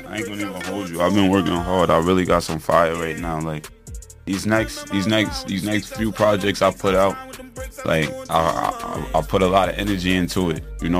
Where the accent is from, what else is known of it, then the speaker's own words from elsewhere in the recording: Riverhead, New York, United States; I was born and raised in Riverhead, you know, Riverhead, New York. And my upcoming was like, I came up in a trap. You know, I came up in the slums, in the hood.